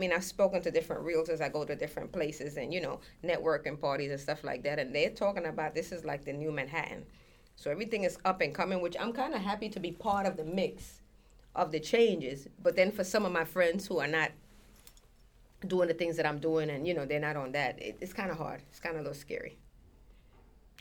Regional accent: Colón, Panama; now in Brooklyn, United States; I was in Colón, and I was in the capital, because I'm from Colón

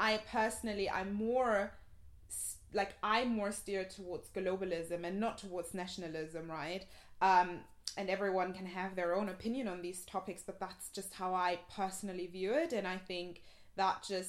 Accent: Germany; moved away; I grew up in Germany in a very, like, white area, predominantly white area

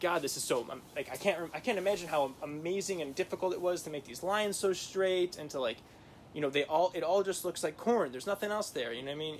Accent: Midwest, United States; growing up in the Midwest

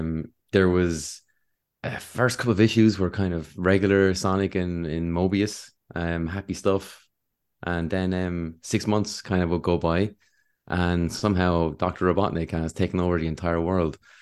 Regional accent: Wexford, Leinster, Ireland; I'm from Wexford

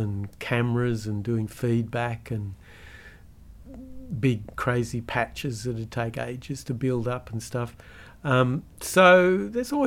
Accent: Australia; as a Aussie kid

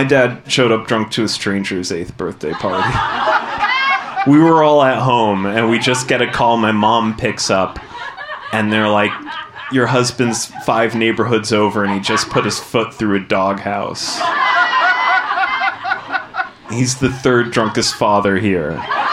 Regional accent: Arizona, United States; I grew up in the suburbs of Arizona, which is an incredibly white place

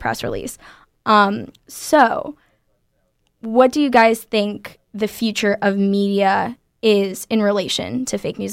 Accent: Florida, United States; moved away as an adult; now in California, United States; I'm from Florida

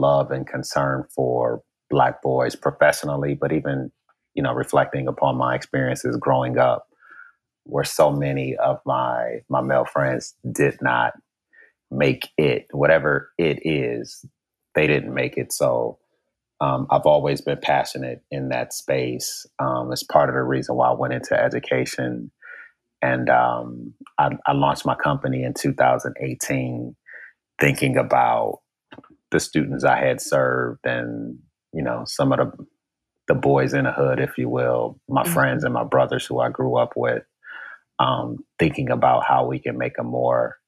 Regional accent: Detroit, Michigan, United States; moved away as an adult; also born or lived in Washington, D.C.; I was born in Detroit, Michigan. And I'm what you would call an 80s baby. Came to Howard University and decided not to go back

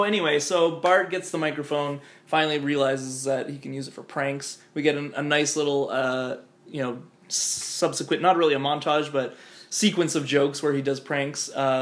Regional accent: Lethbridge, Alberta, Canada; when I was growing up in Lethbridge

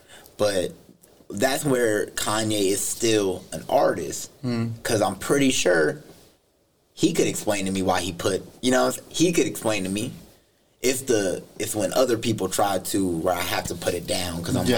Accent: Southside / Oak Grove, California, United States

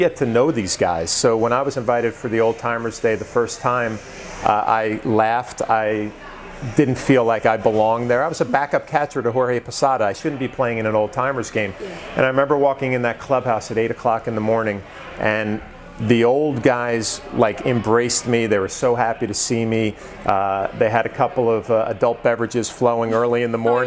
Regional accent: West Nyack, New York, United States; I grew up in West Nyack, New York

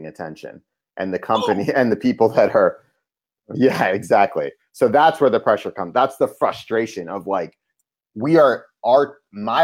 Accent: Cambridge, Massachusetts, United States; I grew up in Cambridge, Massachusetts, which is a progressive place

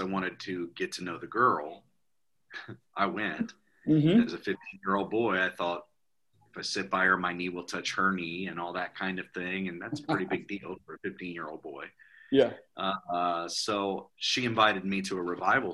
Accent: Cincinnati, Ohio, United States; also born or lived in Northwest Indiana; I'm from Cincinnati, Ohio

